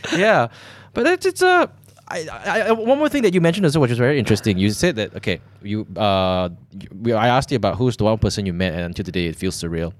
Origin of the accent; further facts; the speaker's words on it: Malaysia; growing up in Malaysia